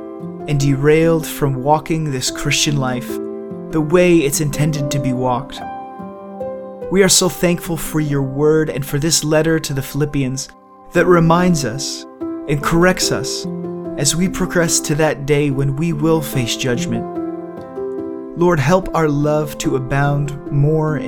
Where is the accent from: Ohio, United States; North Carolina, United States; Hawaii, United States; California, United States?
Ohio, United States; Cleveland; moved away; I'm originally from Cleveland, and so I've grown to be a rather die-hard Cleveland